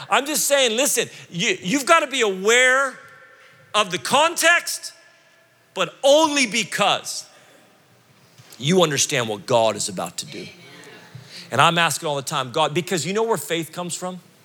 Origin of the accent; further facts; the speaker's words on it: United States; as an American